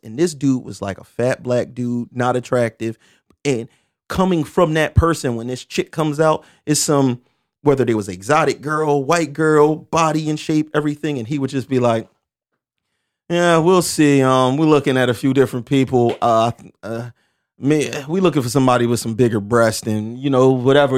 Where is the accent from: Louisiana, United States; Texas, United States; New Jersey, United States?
New Jersey, United States; Camden; I'm happy to be from Camden, New Jersey because I'm from Camden, New Jersey